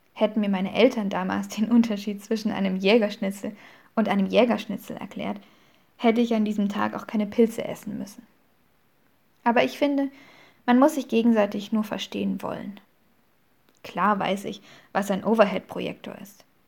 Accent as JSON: {"language": "German", "region": "Saxony", "country": "Germany", "tie": "born or raised there", "said": "Als geborene Sächsin benutze ich dieses Wort bis heute."}